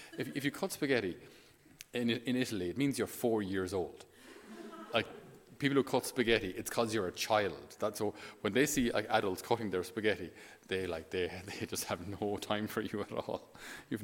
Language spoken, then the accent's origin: English; Ireland; as an Irish person